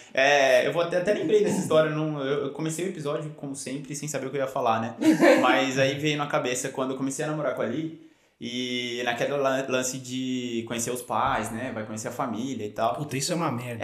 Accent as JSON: {"language": "Portuguese", "country": "Brazil", "also_born_or_lived": "Cronulla, Australia", "moved": "yes", "lives_now": "Australia", "said": "a gente que aprende o inglês no, no Brasil"}